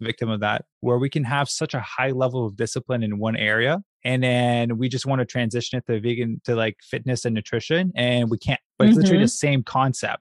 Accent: Quebec, Canada; I'm from Quebec, Canada

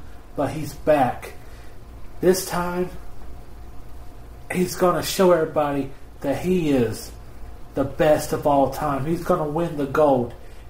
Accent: Knoxville, Tennessee, United States; Now, of course, I'm from Knoxville. She's from Knoxville. So, you know, we got a special bond there.

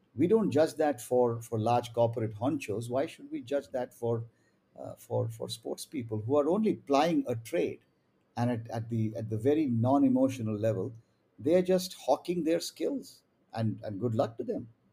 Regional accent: India; as an Indian

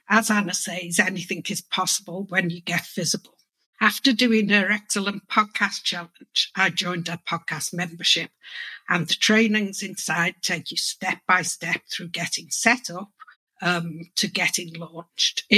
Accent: Liverpool, North West England, United Kingdom; I'm from Liverpool in the UK

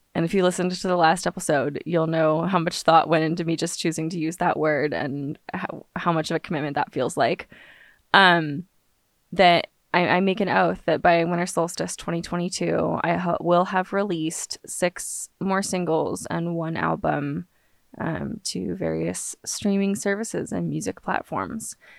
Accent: Los Angeles, California, United States; now in Austin, United States; I live pretty much in Austin, Texas, but I grew up in Los Angeles

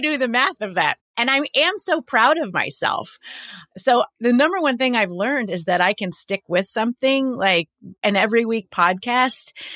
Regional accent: New York, United States; I'm a New Yorker

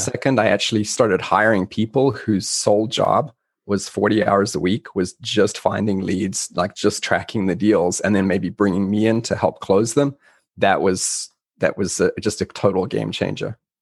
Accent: South Africa; moved away; I'm originally from South Africa.

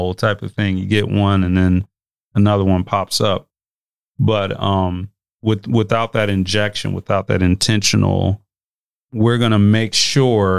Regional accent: Omaha, Nebraska, United States; I also grew up in North Omaha

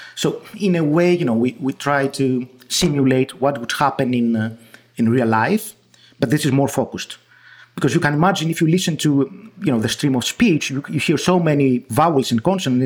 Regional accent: Greece; accent: Greek; first language Greek; English is a second language; my Greek accent

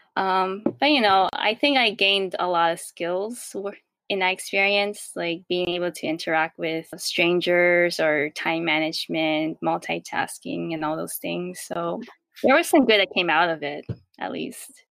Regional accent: New York, United States; also born or lived in Queens, New York / Rockland County, New York; I was born, raised, and I still live in New York

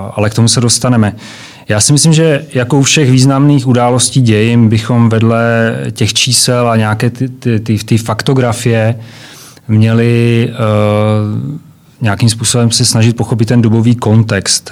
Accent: Czechia; u nás v Čechách nebo v Československu

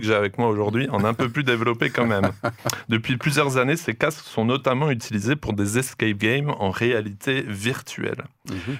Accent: France; ici chez nous en France

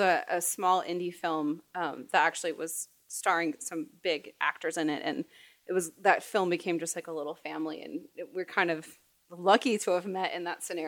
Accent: Phoenix, Arizona, United States; moved away as an adult; also born or lived in Los Angeles / Baltimore; now in Phoenix, United States; I grew up in Arizona

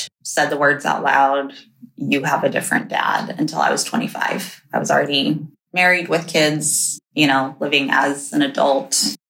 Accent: Japan; also born or lived in China; I was only in China for 6 months when they moved to Japan. So first memories all there

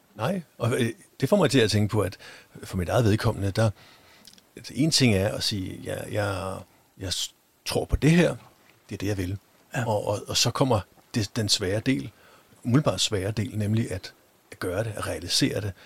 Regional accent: Denmark; vi i hvert fald har som danskere

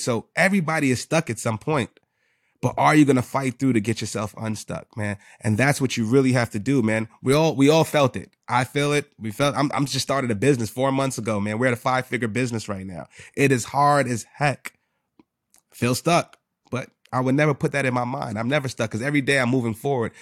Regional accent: New York City, New York, United States; I'm from the Bronx.

